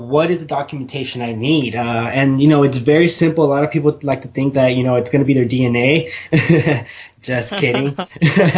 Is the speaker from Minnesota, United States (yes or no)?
no; San Diego, California, United States; I was born and raised in San Diego